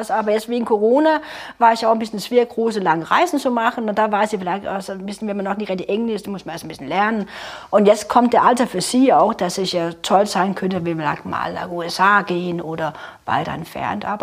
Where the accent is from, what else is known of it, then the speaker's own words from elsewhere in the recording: North Denmark Region, Denmark; ja, meine Heimat natürlich, das ist ja super, ja, der Jammerbucht, wo ich herkomme, kurz bevor Norwegen anfängt.